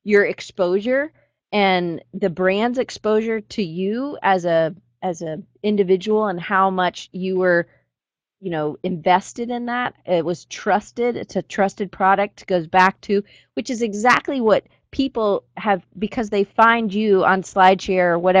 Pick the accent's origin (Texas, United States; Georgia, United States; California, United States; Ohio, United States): Georgia, United States; Atlanta; I grew up in Atlanta, so I'm a Coke product girl